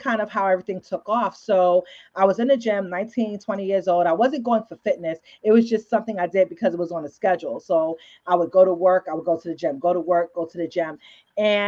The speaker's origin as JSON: {"language": "English", "town": "New York City", "region": "New York", "country": "United States", "tie": "born or raised there", "said": "I was born and raised in the Bronx, and then I moved to Harlem sometime in my childhood"}